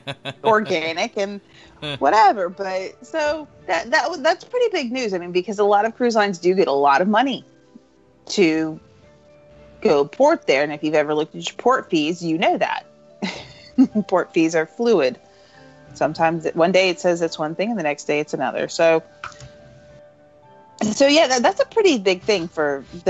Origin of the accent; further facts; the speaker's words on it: Florida, United States; I'm from Florida